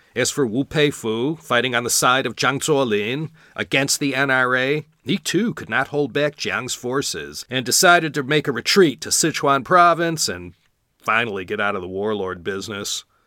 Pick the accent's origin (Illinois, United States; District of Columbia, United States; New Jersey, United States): Illinois, United States; Chicago; my hometown, Chicago, Illinois